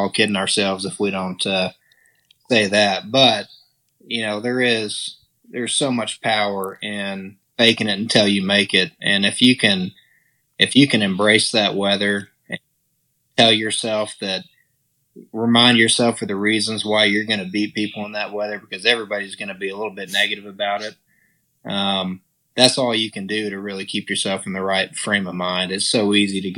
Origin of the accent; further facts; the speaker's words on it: Texas, United States; accent: Texas drawl; also born or lived in Hallsville, Texas; I grew up in West Texas, Southwest Texas. My dad was in oil and gas, so we bounced around. And so when I was, I guess, in fourth grade, we moved up to East Texas